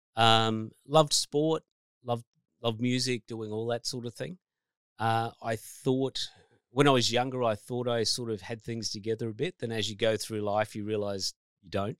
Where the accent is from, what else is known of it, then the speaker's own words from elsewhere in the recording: New South Wales, Australia; moved away; I grew up in New South Wales originally, so a Blue supporter.